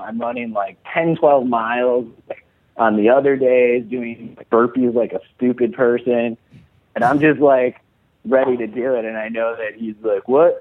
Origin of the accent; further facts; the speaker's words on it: Chicago, Illinois, United States; moved away as an adult; I grew up in Chicago, but when I went to college, I had to kind of shake my accent and then but whenever I go home, I start slipping back into it